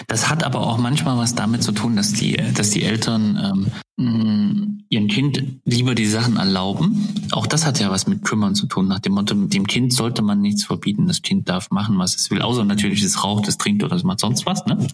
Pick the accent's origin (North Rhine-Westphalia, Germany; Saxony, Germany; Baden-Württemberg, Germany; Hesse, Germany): Saxony, Germany; Zwickau; meiner Heimatstadt, Zwickau